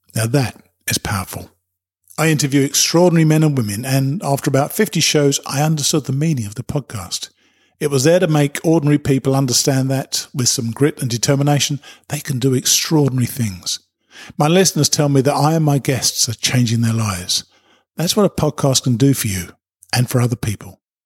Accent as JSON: {"language": "English", "country": "United Kingdom", "said": "I'm a Brit"}